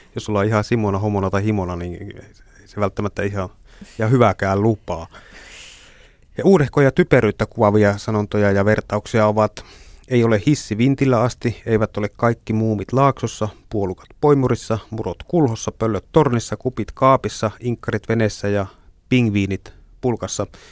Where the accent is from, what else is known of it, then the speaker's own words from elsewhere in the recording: northern Finland, Finland; Itse olen syntynyt pohjoisessa